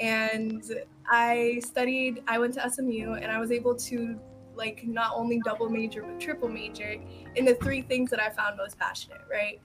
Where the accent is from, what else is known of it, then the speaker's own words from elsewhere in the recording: Alexandria, Alexandria Governorate, Egypt; now in Dallas, United States; my city is Dallas, Texas, but I'm originally from Egypt. Alexandria, Egypt.